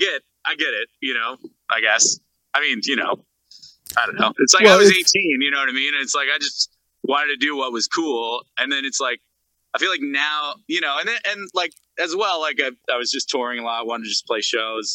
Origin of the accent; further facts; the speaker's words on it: Bedford, Nova Scotia, Canada; also born or lived in New Glasgow, Nova Scotia / Sackville, Nova Scotia; I was born in New Glasgow and then we lived in Sackville and then I was kind of raised in Bedford as well